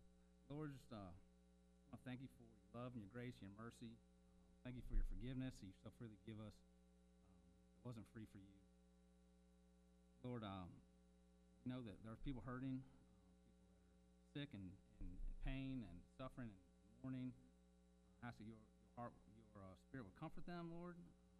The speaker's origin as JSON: {"language": "English", "town": "Akron", "region": "Ohio", "country": "United States", "tie": "born there", "said": "I was born in Akron, Ohio, the youngest of three brothers"}